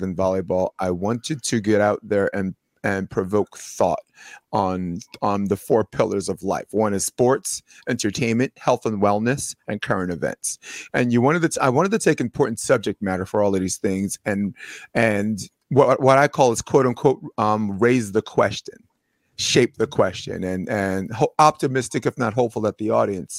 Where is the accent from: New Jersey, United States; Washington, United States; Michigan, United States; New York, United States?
New York, United States; I'm from New York